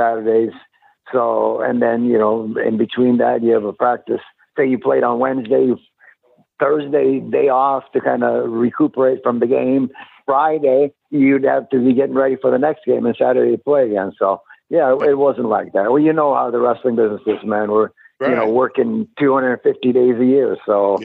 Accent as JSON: {"language": "English", "town": "Winnipeg", "region": "Manitoba", "country": "Canada", "tie": "born or raised there", "also_born_or_lived": "Europe / Tampa, Florida", "moved": "yes", "said": "I grew up in Winnipeg, Canada"}